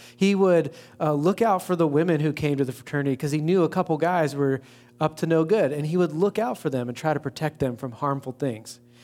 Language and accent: English; East Coast, United States; also born or lived in Baltimore / Saint Louis; now in West Lafayette, United States; Being from the East Coast originally